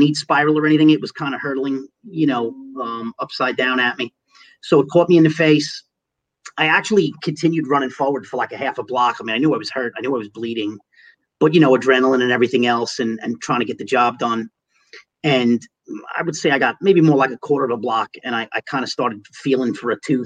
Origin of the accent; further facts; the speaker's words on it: New York City, New York, United States; moved away as an adult; also born or lived in Long Island City; now in Suffolk County, United States; I grew up in Manhattan. I was a third-generation Manhattan kid. I lived in Manhattan for my first 33 years.